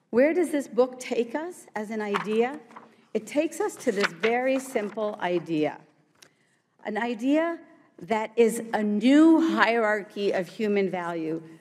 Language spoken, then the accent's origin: English; Morgantown, West Virginia, United States; English is a second language; also born or lived in India / New Jersey; I grew up in Morgantown, West Virginia